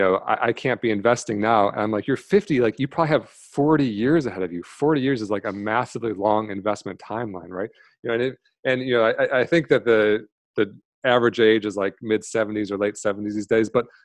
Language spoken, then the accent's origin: English; Michigan, United States; now in San Diego, United States; I grew up in Michigan, now I'm in San Diego.